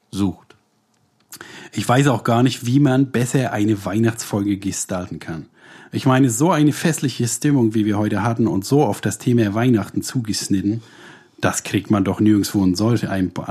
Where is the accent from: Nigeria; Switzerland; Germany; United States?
Germany; Berlin; born there; ich kann ja wohl kaum aus Berlin sein mit meinem unfassbar guten Hochdeutsch. Da habe ich immer gesagt, ich bin in Berlin geboren